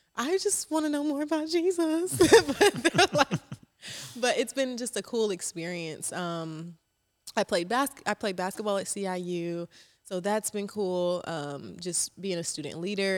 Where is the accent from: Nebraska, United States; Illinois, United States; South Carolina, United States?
South Carolina, United States; Charleston; also born or lived in Rock Hill, South Carolina; I am from Charleston, South Carolina. I claimed Charleston 'cause I moved there when I was seven